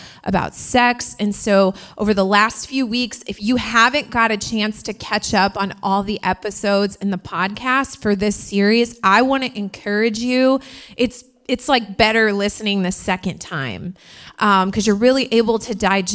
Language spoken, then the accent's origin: English; Indiana, United States; now in New York, United States; I'm from Indiana, and where I'm from, you thought it was cold here